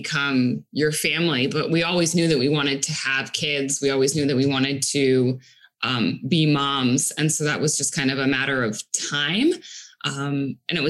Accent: Israel; now in Arizona, United States; I was actually originally born in Israel.

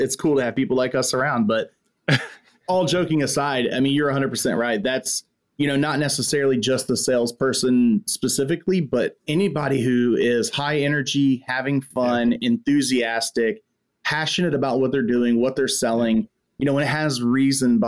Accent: Texas, United States; right here in my home state of Texas

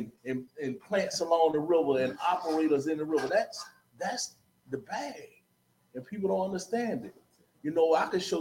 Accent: Memphis, Tennessee, United States; now in New Orleans, United States; I'm not from the city. I'm originally from Memphis, Tennessee. But I'm Shelby County, my baby

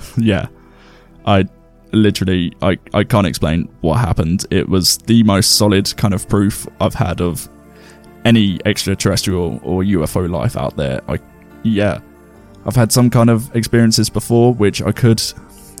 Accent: England, United Kingdom; we're English

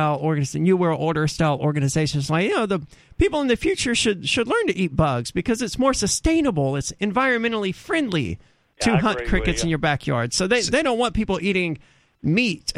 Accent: United States; I'm an American.

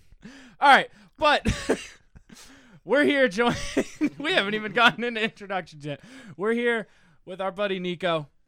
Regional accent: Manchester, New Hampshire, United States; there's two different Manchesters. There's the one we know and grew up with, and then there's kind of the rest of it.

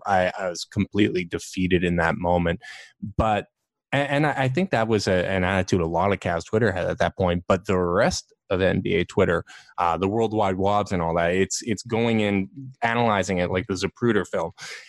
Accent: Canada; as a Canadian

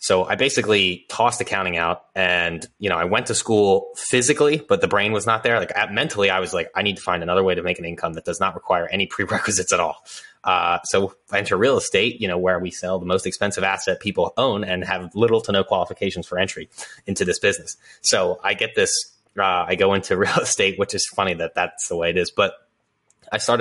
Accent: Philadelphia, Pennsylvania, United States; I grew up here in Northeast Philadelphia

